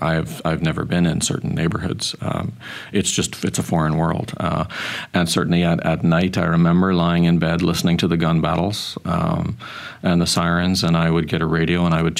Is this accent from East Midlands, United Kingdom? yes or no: no; Belfast, Northern Ireland, United Kingdom; also born or lived in Lurgan; now in Canada; I remember growing up in Northern Ireland. We were in a small town called Lurgan, and there was lots of soldiers and violence around.